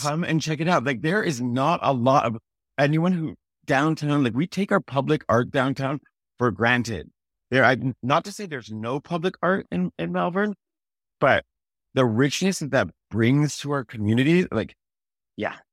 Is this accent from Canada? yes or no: yes; Toronto, Ontario, Canada; also born or lived in Malvern, Toronto; I grew up partly in Malvern, my parents grew up a little bit there, I was more North Scarborough than, than Malvern specifically